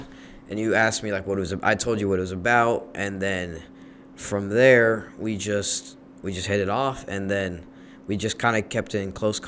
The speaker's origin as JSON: {"language": "English", "town": "Dallas", "region": "Texas", "country": "United States", "said": "I'm also from Dallas."}